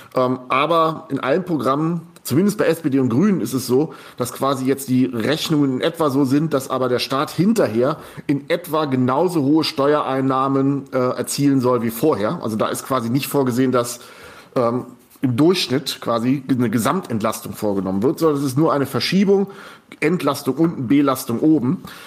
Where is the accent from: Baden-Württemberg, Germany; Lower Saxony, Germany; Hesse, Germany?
Lower Saxony, Germany; Goslar; moved away; das ist meine Heimat, wo ich groß geworden bin.